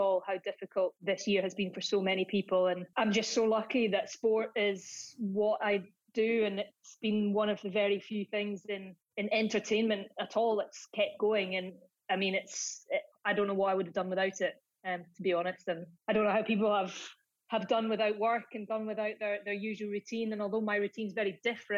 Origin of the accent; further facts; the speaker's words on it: Dunkeld, Scotland, United Kingdom; I grew up in Dunkeld